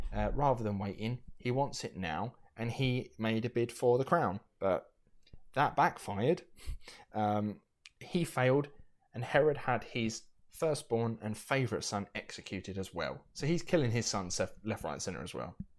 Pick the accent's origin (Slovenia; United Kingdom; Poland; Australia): United Kingdom; we are British